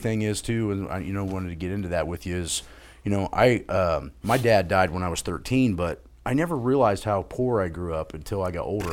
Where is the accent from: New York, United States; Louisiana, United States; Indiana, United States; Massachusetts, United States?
Indiana, United States; I was a kid stuck in Indiana that wanted to be in L A.